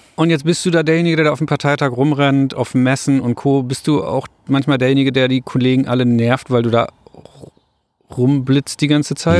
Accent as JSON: {"language": "German", "town": "Rostock", "region": "Mecklenburg-Vorpommern", "country": "Germany", "tie": "born or raised there", "said": "In meiner Heimatstadt, wo ich herkomme, in Rostock"}